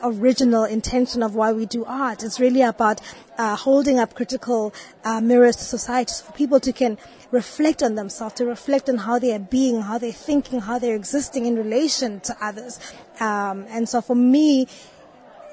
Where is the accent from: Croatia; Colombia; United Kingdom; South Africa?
South Africa; I am from South Africa